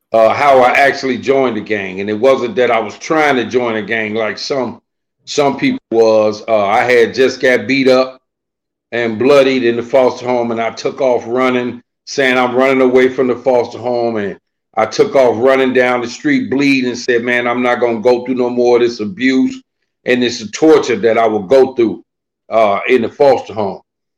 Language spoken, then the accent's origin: English; Chicago, Illinois, United States; Well, you know, Chicago is a huge place. And Chicago also has different suburbs surrounding it. Me personally, I was raised in a foster home.